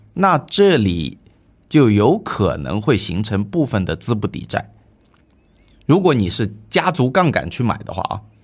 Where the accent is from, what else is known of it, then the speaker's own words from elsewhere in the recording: Wenzhou, Zhejiang, China; moved away; also born or lived in Hangzhou; 以我老家温州为例